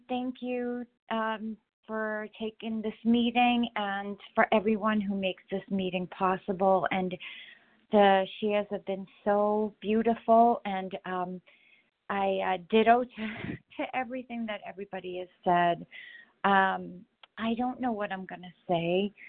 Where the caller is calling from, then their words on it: Massachusetts, United States; Oh, Massachusetts.